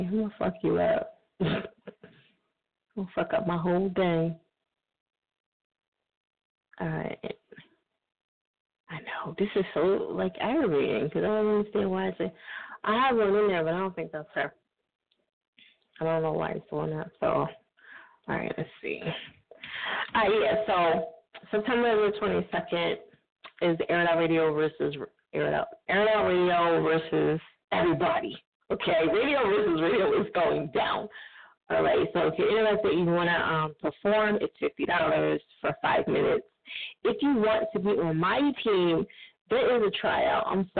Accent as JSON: {"language": "English", "region": "New Jersey", "country": "United States", "said": "For those who don't know, I'm from Jersey. So can't you tell by the lingo that I say?"}